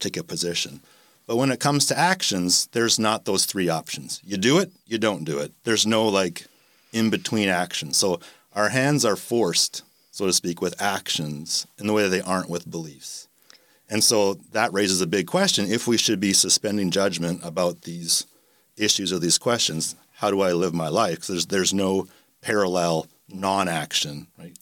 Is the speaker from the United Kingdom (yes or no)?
no; Canada; moved away as an adult; also born or lived in Milwaukee, Wisconsin / Rochester; now in Jacksonville, United States; I grew up in Canada